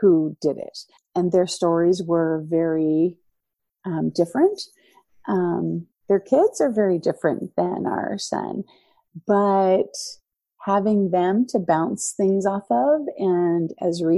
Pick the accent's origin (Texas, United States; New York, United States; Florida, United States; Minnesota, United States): Florida, United States; moved away as an adult; also born or lived in Boston, Massachusetts / Philippines; now in North Idaho, United States; I was born in Boston, raised in Florida